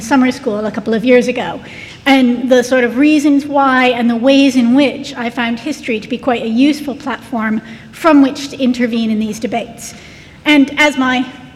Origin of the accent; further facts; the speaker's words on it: United States; moved away as an adult; now in United Kingdom; As an American coming to the UK